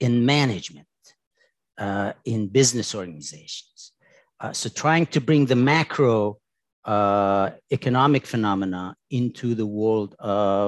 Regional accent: Tehran, Tehran Province, Iran; moved away; I was born in Tehran, in Iran

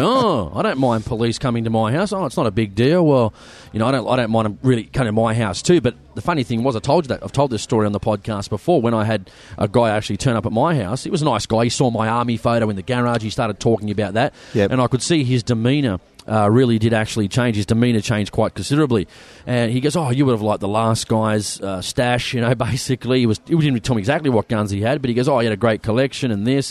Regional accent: Sydney, New South Wales, Australia; We, are from the big city. We're from Sydney

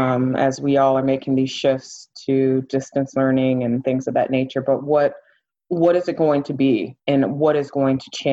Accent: Ann Arbor, Michigan, United States; I'm originally from Ann Arbor, Michigan, and I went to Michigan State

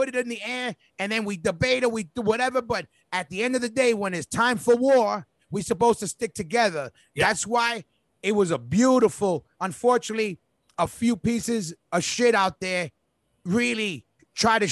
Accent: New York City, New York, United States; we literally grew up. We grew in that park. We came up in that park.

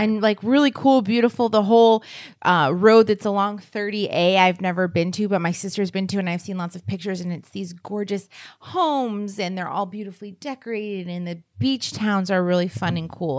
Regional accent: Pennsylvania, United States; also born or lived in New Hampshire; we grew up in Pennsylvania

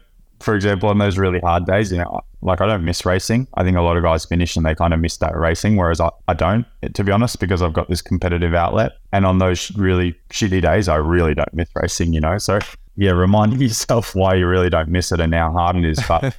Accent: Victoria, Australia; now in Europe; from Central Victoria. I've been living in Europe since 2007.

